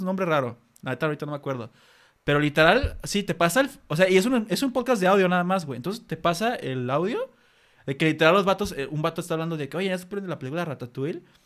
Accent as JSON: {"language": "Spanish", "country": "Mexico", "said": "Aquí en México"}